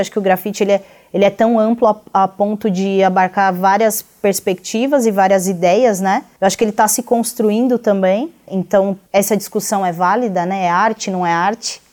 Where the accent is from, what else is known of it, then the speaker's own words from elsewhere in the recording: Brazil; enquanto brasileiros